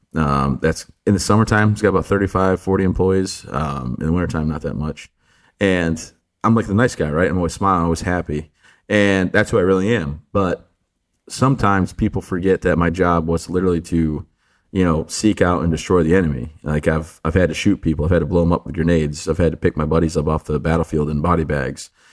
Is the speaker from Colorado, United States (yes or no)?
no; the Thumb area of Michigan, United States; I grew up, born and raised in, in uh, the thumb area of Michigan